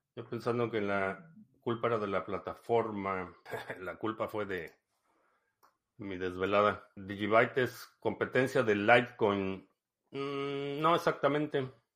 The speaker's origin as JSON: {"language": "Spanish", "region": "Mexico City", "country": "Mexico", "tie": "born or raised there", "said": "crecí en la Ciudad de México"}